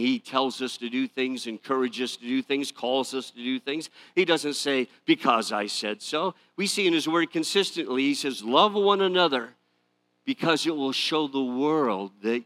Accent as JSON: {"language": "English", "town": "Detroit", "region": "Michigan", "country": "United States", "tie": "born or raised there", "said": "I grew up in the Detroit area."}